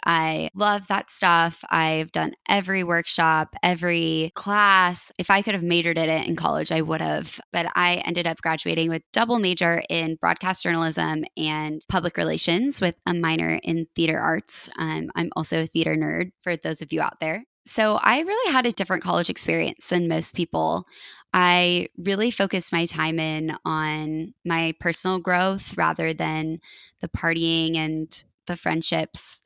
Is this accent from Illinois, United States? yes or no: no; Colorado, United States; moved away as an adult; also born or lived in Oregon; now in Portland, United States; I'm from Colorado, and I went to University of Oregon